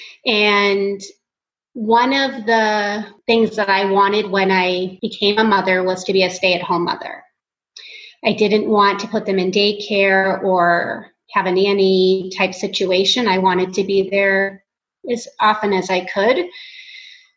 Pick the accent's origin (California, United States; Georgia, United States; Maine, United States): Maine, United States; Portland; moved away as an adult; now in Phoenix, United States; I grew up in Portland, Maine